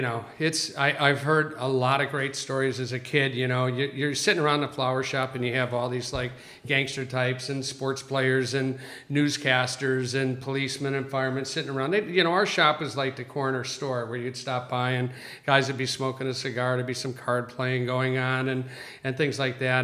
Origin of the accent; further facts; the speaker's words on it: Chicago, Illinois, United States; now in Southern California, United States; as a kid growing up in Chicago.